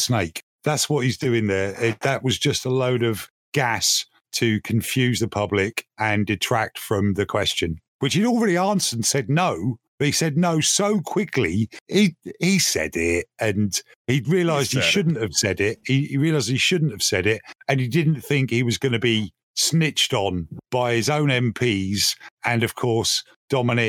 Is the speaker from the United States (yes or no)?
no; United Kingdom; I'm British. I don't know if you can tell from my accent